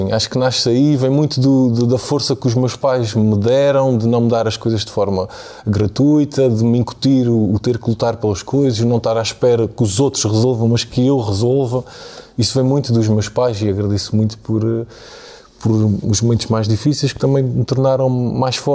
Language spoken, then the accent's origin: Portuguese; Angra do Heroísmo, Azores, Portugal; moved away; nasci nos Açores, numa família normal, mas numa zona muito rural